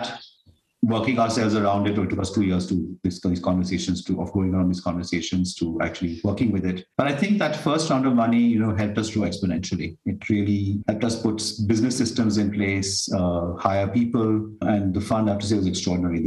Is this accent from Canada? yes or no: no; South India, India; South India, because that's where we come from